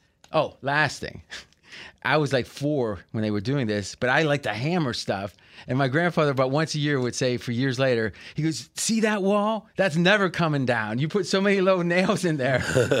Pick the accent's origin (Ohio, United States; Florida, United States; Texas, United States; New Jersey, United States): Ohio, United States; also born or lived in Blair, Ohio; So we were living in one of his rentals when I was born in Blair, where Joey Galloway's from, right next door to where I grew up in Ohio.